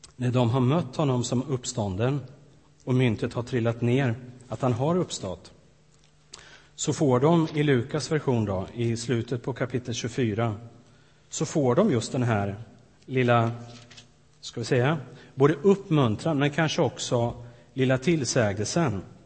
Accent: Sweden; moved away as an adult; ett antal år hemma i Sverige nu

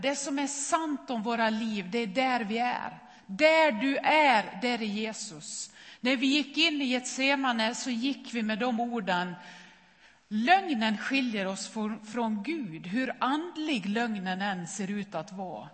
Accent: Nås, Dalarna County, Sweden; moved away; min mamma hemma i Nås i Västerdalarna

